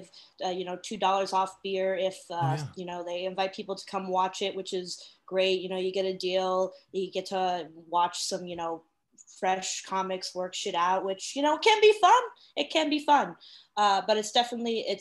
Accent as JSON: {"language": "English", "town": "West Stockbridge", "region": "Massachusetts", "country": "United States", "tie": "born or raised there", "said": "So my hometown, West Stockbridge, Massachusetts, is located in the scenic Berkshire"}